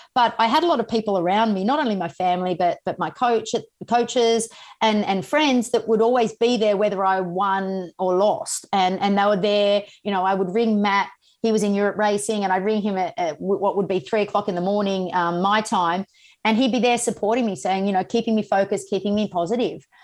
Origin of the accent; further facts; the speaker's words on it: Sydney, New South Wales, Australia; the Olympic Games in my hometown